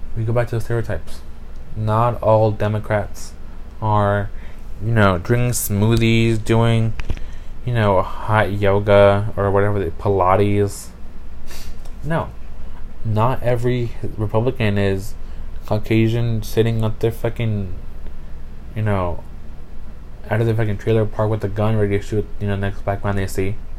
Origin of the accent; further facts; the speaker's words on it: United States; I, my ass was born in America. I am an American citizen